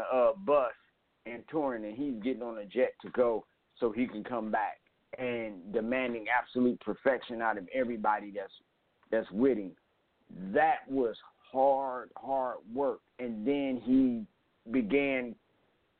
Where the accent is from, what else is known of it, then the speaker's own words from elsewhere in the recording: Cleveland, Ohio, United States; moved away; also born or lived in New York; I'm from Cleveland